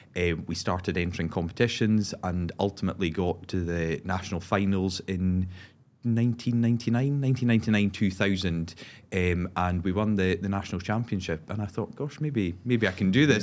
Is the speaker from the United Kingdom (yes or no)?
yes; Moray, Scotland, United Kingdom; my home area